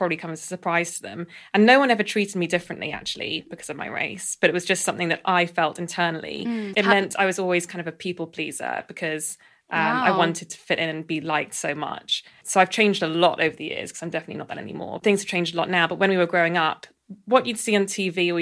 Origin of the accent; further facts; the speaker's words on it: London, United Kingdom; I grew up in Southwest London and it's a very white area